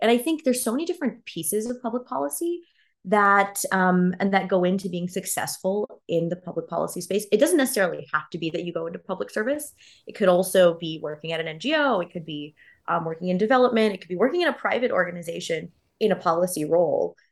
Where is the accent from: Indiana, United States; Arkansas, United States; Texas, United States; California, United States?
Texas, United States; Houston; moved away as an adult; also born or lived in Boston; now in Singapore; I grew up in Houston, which is, like, a very liberal city, but still in Texas